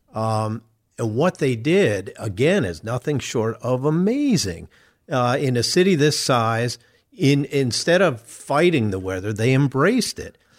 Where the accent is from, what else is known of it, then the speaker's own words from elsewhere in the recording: Chicago, Illinois, United States; moved away as an adult; now in Indianapolis, United States; I grew up in Chicago